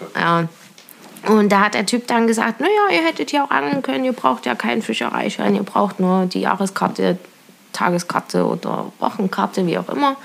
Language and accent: German; near the Auma reservoir, Thuringia, Germany; Ja, also ich komme aus Kochwitz, das ist bei Weiler. Aumatalsperre ist vielleicht für manchen ein Begriff. Und ja, da bin ich aufgewachsen.